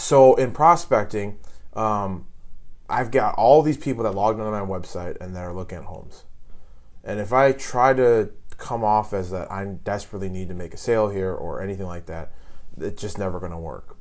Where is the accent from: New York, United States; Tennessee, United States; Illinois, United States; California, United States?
Illinois, United States; moved away; I'm I'm from Illinois originally.